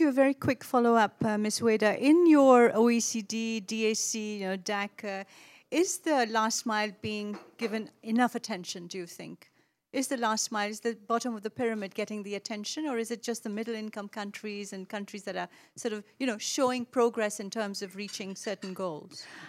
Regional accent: Pakistan; moved away; I was born in Pakistan

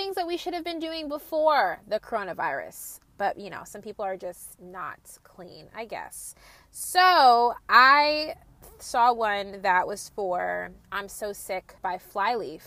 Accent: New Jersey, United States; I'm from Jersey and I was kind of sheltered

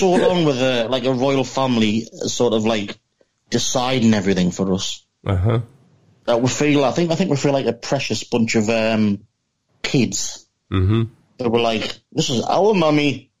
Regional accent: Seaham, North East England, United Kingdom; accent: Geordie; you might have trouble with my accent because it's not your typical universally acknowledged British accent.

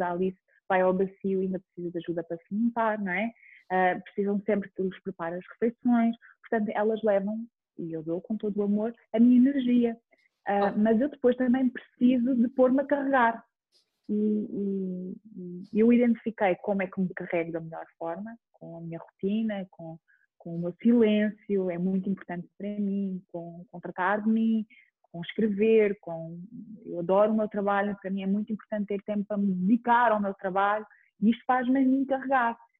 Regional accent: Chamusca, Ribatejo, Portugal; also born or lived in Almeirim; now in Lisbon, Portugal; eu sou de uma aldeia que se chama Parreira, mais do Conselho da Chamusca. Depois vivi muito tempo em Almeirim

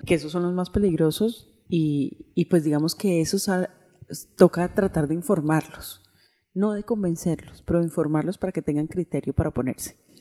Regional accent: Colombia; así también somos los colombianos

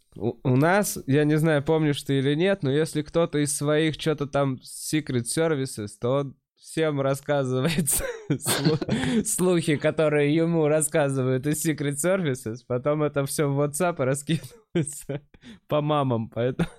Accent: Moscow, Russia; я типа всю жизнь в Москве

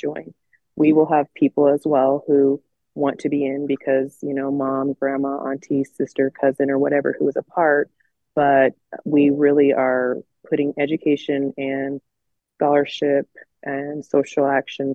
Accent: Layton, Utah, United States; I'm a lifelong, Utah resident, born and raised here

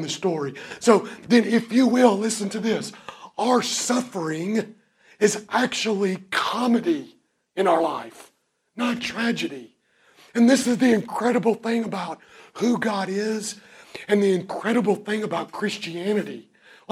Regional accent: Kentucky, United States; I'm from Kentucky

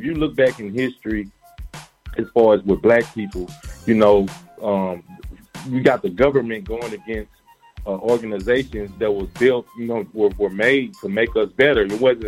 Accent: Mount Pleasant, Texas, United States; I'm from Texas, man. A little country town called Mount Pleasant.

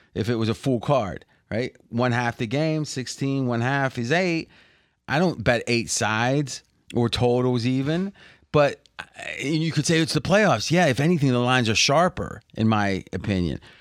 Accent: Ohio Valley, United States; we grew up in the Ohio Valley

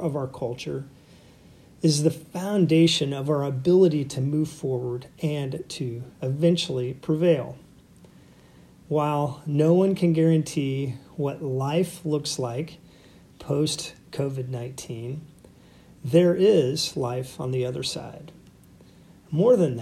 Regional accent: United States; growing up in America, we studied Lincoln at some point, probably many points, as a significant president and cultural figure.

